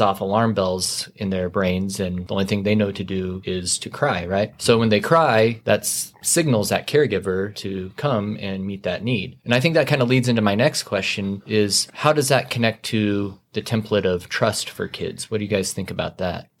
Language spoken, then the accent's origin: English; Casper, Wyoming, United States; now in Amarillo, United States; I grew up in Casper, Wyoming